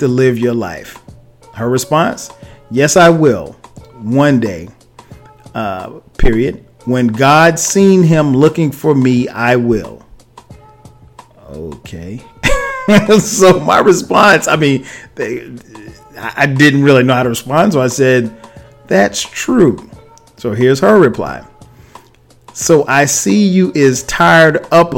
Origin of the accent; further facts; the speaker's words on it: Florence, South Carolina, United States; moved away as an adult; now in Atlanta, United States; home meaning my hometown, which where she lives, Florence, South Carolina